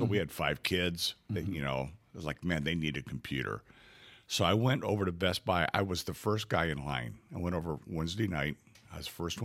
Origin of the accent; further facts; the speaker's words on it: Cairo, Illinois, United States; I was born in Cairo, Illinois, the furthest city south in Illinois, and my family was from across the river in the Boot Heel of Missouri